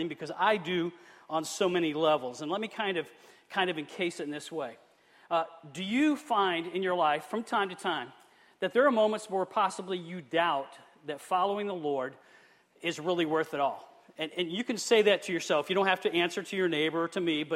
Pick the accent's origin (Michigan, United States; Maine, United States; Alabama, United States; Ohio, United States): Michigan, United States; Flint; I am from Michigan, the city of Flint